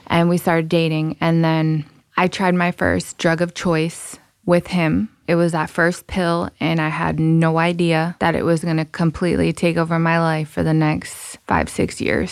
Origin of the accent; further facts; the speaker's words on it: Rhode Island, United States; also born or lived in Massachusetts; I'm from Rhode Island.